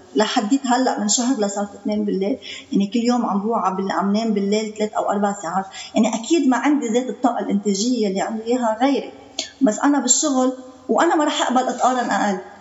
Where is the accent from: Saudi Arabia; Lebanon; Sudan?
Lebanon; Byblos, Keserwan-Jbeil; من جبال